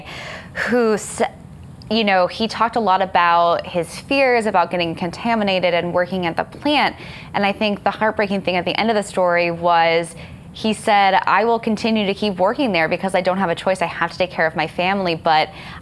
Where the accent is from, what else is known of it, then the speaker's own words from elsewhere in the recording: San Diego, California, United States; moved away; San Diego, my hometown